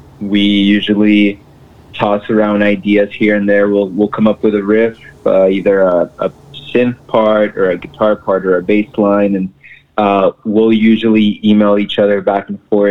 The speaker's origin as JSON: {"language": "English", "country": "Mexico", "moved": "yes", "lives_now": "Brownsville, United States", "said": "I'm originally from Mexico. We live in a border town right here in South Texas. I'm originally from Mexico, but have been residing here in Brownsville for a long time now."}